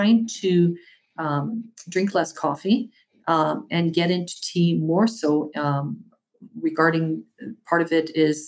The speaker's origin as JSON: {"language": "English", "town": "Winnipeg", "region": "Manitoba", "country": "Canada", "tie": "born or raised there", "moved": "yes", "lives_now": "Toronto, Canada", "said": "My hometown."}